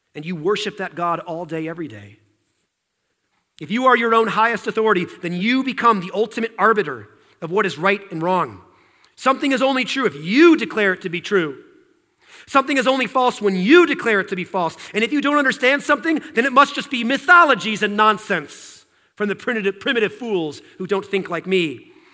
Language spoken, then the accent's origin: English; United States